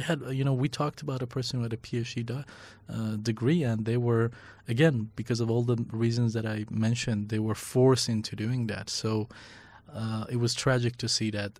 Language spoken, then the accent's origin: English; Iran; English is a second language; moved away as an adult; also born or lived in Northeast Syria / Iraqi Kurdistan; now in Kurdistan Region, Iraq; growing up in Iran, living and working in Syria, in northeast Syria for three years, and then being in Iraqi Kurdistan